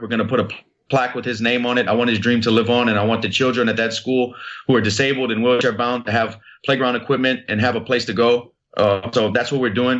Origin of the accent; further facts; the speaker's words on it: Lafayette, Louisiana, United States; my hometown of Lafayette, Louisiana